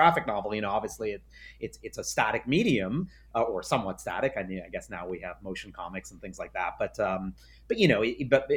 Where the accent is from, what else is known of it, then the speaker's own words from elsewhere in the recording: New York City, New York, United States; I grew up in New York City